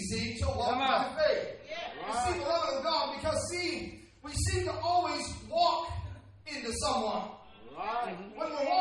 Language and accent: English; Southern California, United States; accent: Southern California; my Southern California accent